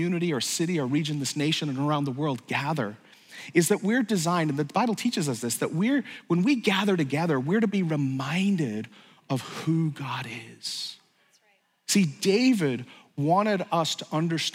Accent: Ireland; I grew up in Ireland

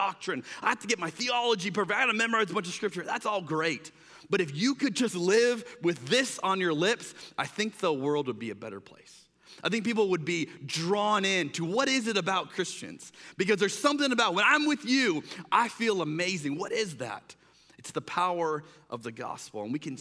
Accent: United States; as an American

